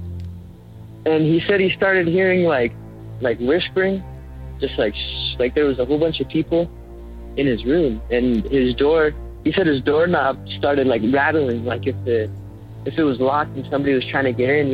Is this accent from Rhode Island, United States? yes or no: no; Carson City, Nevada, United States; now in Reno, United States; I'm originally from Carson City, Nevada, but I moved up to Reno not that long ago.